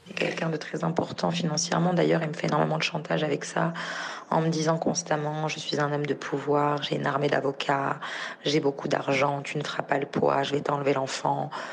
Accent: France; j'ai un enfant qui est français, je suis française

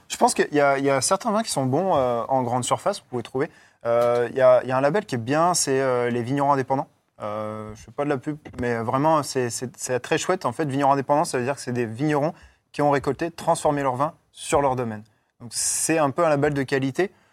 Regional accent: northern France, France; moved away; je viens du nord de la France

